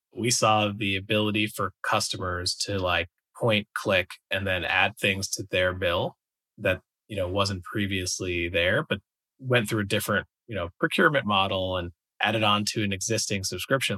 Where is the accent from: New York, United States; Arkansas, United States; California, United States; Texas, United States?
New York, United States; moved away as an adult; I'm from the East Coast, I'm originally from New York